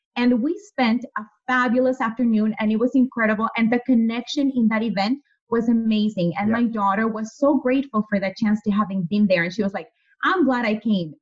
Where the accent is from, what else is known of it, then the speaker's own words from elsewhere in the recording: Mexico; moved away; having been born and raised in Mexico, growing up there